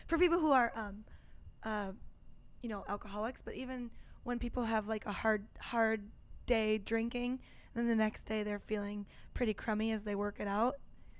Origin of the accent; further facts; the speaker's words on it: Wisconsin, United States; I'm from Wisconsin